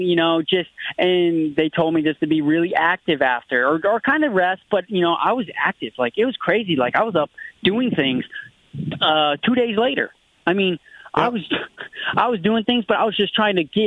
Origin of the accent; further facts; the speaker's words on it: South Carolina, United States; I'm from the Carolinas